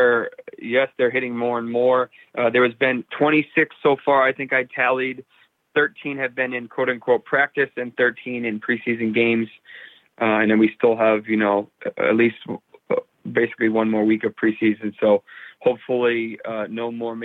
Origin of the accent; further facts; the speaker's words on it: Boston, Massachusetts, United States; I'm from Boston